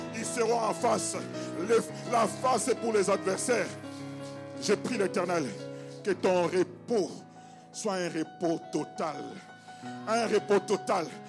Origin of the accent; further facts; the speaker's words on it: DR Congo; je viens du Congo